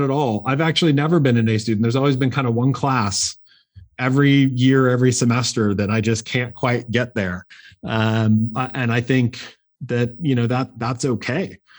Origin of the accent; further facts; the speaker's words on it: Portland, Oregon, United States; I grew up in Portland, Oregon, actually.